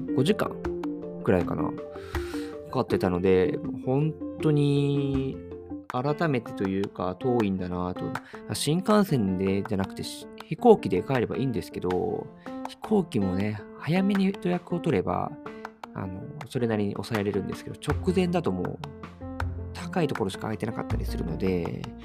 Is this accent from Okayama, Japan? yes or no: yes; Okayama, Japan; now in Tokyo, Japan; 僕、地元が岡山なので、年末年始、妻と帰省をするんですけれども